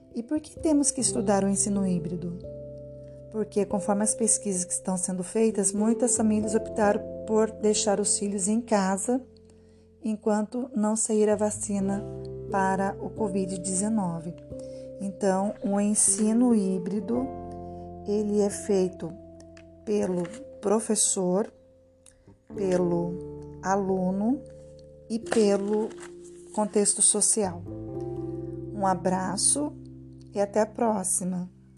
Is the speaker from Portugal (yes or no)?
no; Taubaté, São Paulo, Brazil; Eu sou daqui do estado de São Paulo, da cidade de Taubaté